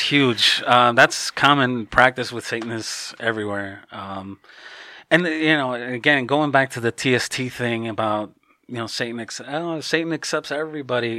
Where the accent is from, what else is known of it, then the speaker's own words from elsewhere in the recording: Chicago, Illinois, United States; now in Hawaii, United States; my family's originally from Mexico. I was born and raised in Chicago